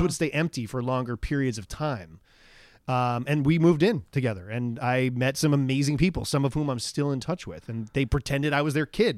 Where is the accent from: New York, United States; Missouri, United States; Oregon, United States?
New York, United States; Long Island; moved away as an adult; I was raised in Long Island